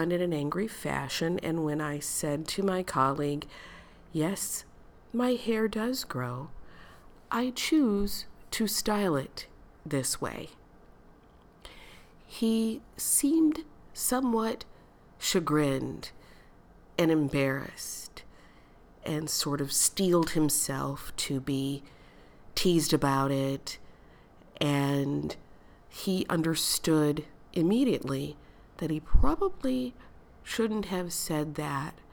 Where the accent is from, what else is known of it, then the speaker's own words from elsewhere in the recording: United States; Growing up in the United States, growing up in a red state, in a city that is racially, ethnically diverse, and very segregated